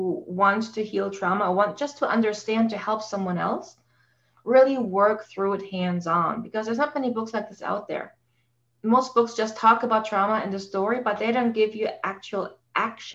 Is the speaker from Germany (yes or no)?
yes; Germany; moved away as an adult; now in Canada; I grew up in Germany and I came here to Canada after I met my husband, got married, and we live here now for 17 years